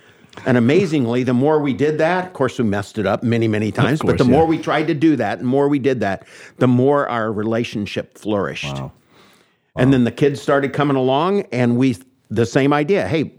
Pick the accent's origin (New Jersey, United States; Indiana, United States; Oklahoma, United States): Indiana, United States; Indianapolis; also born or lived in Nashville, Indiana; I grew up here in Indianapolis until I was in the fifth grade. Then we moved down to Brown County, down Nashville, Indiana. I moved on to a 21 acres and a log cabin with mom and dad and my sister Roseanne.